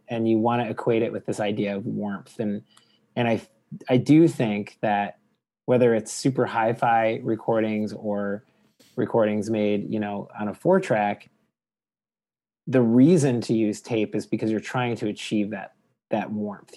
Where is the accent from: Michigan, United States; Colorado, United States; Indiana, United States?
Michigan, United States; Detroit; growing up in Detroit, getting access to Canadian music